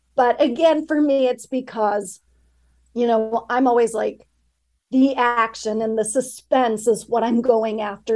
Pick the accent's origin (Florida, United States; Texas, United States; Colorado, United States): Colorado, United States; Grand Junction; I grew up in Western Colorado. Blue Larkspur, the town where it's set, it uh, doesn't exist, but it's based very loosely on the place that I grew up, which is Grand Junction